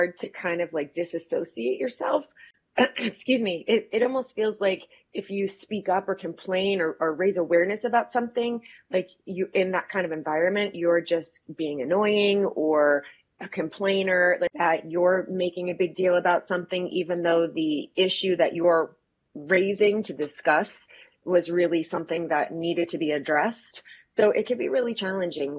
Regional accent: United States; I am your American dental hygiene host

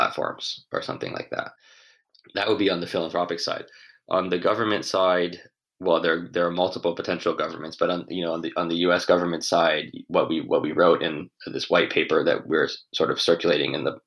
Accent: Western Massachusetts, United States; I grew up in Western Massachusetts.

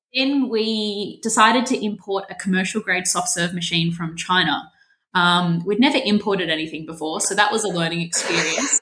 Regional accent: Melbourne, Victoria, Australia; I'm 28 and I'm from Melbourne

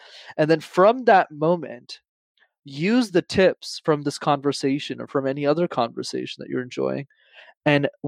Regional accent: Montreal, Quebec, Canada; When I was growing up in Montreal, I'm based in Canada

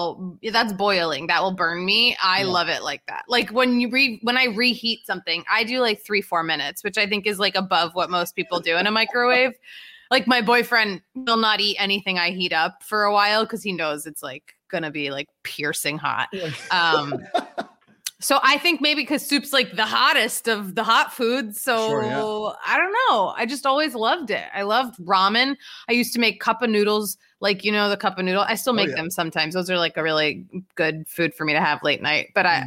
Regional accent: Philadelphia, Pennsylvania, United States; I'm basically from the Long Island of Philadelphia.

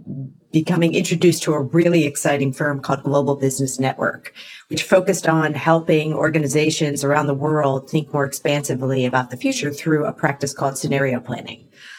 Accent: East Coast, United States; moved away as an adult; now in San Francisco Bay Area, United States; where I moved out here from the East Coast. I am an East Coaster, proudly.

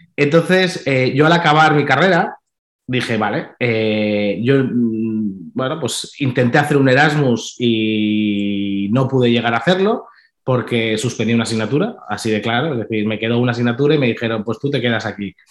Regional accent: Balearic Islands, Spain; yo soy de las Islas Baleares

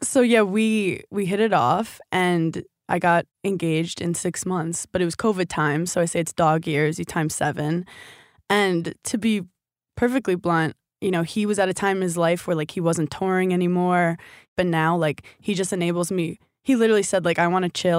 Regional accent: New York City, New York, United States; I'm from New York City

